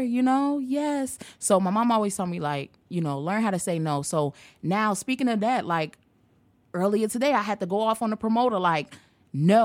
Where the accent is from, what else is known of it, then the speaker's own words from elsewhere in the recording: Chicago, Illinois, United States; coming from my hometown, Chicago